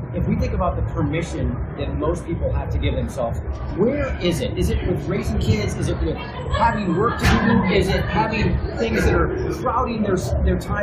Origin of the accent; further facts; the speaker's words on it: Indiana, United States; moved away; And so I grew up in the Midwest. I grew up in Indiana.